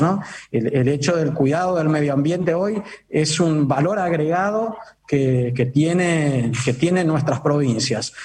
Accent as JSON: {"language": "Spanish", "region": "Misiones", "country": "Argentina", "said": "los misioneros"}